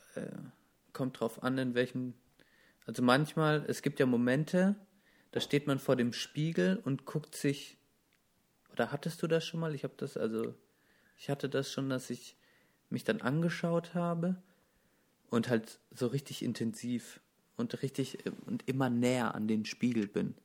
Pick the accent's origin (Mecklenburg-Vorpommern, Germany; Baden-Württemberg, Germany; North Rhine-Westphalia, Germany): Baden-Württemberg, Germany; ich komme aus einem der verhasstes, also Baden-Württemberg ist mit Bayern das Bundesland, das in Deutschland am meisten gehasst wird